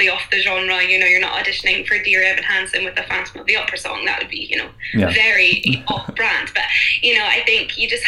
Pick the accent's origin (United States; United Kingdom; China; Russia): United Kingdom; Fife, Scotland; now in Glasgow, United Kingdom; Well, I'm actually from Fife. From Fife. But I'm based in Glasgow